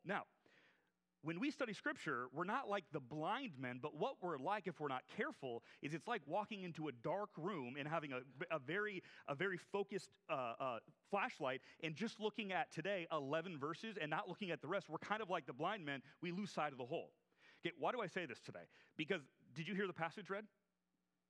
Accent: Seattle, Washington, United States; also born or lived in Newberg, Oregon; I'm from Seattle. I'm a Husky fan

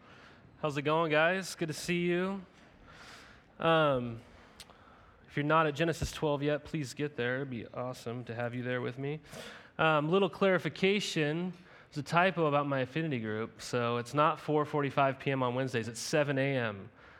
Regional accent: Helena, Montana, United States; even growing up in Helena, Montana, we were surrounded by all these lakes.

